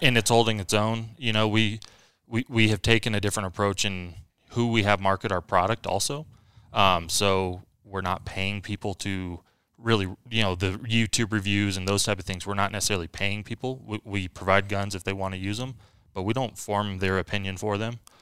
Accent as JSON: {"language": "English", "town": "Wilsonville", "region": "Oregon", "country": "United States", "tie": "born or raised there", "said": "my hometown at the time, uh, up in Wilsonville, Oregon"}